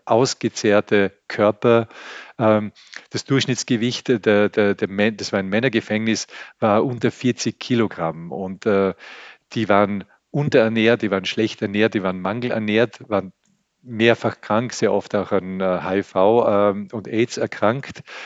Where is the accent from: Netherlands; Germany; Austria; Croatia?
Austria; als Österreicher bin ich enorm privilegiert. Ich lebe in einem reichen Land